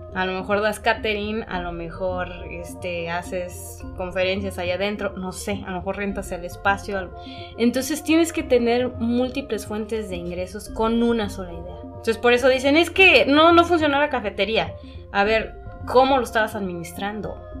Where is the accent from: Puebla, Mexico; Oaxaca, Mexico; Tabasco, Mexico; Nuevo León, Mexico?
Oaxaca, Mexico; como oaxaqueños